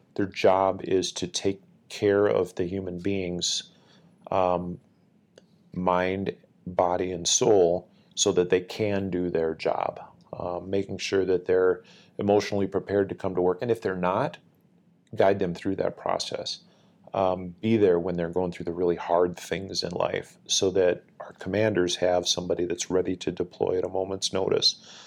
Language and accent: English; Northfield, Minnesota, United States; I grew up in Northfield, which is about thirty-five minutes south of the, the base here at the Twin Cities Airport in Minnesota